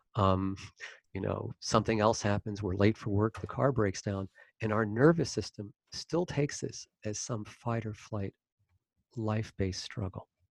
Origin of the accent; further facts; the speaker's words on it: Maryland, United States; I was born in Maryland and grew up in Maryland